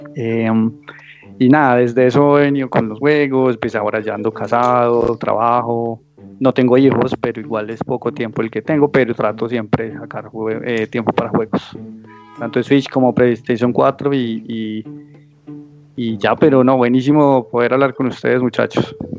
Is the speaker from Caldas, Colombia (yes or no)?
yes; Manizales, Caldas, Colombia; moved away as an adult; now in Medellín, Colombia; yo soy de Manizales, una ciudad cercana a Medellín.